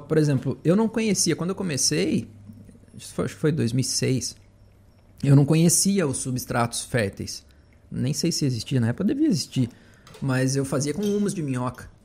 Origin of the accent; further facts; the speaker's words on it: Limeira, São Paulo, Brazil; moved away as an adult; also born or lived in São João da Boa Vista / Santa Catarina; Eu sou de Limeira. Morava em São João da Boa Vista aqui